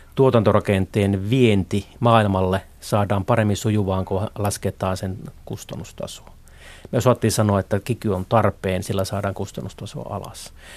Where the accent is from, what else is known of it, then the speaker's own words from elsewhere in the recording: Haapavesi, North Ostrobothnia, Finland; moved away; mä olen syntynyt Haapavedellä tuolla Pohjois-Pohjanmaan etelä, eteläosissa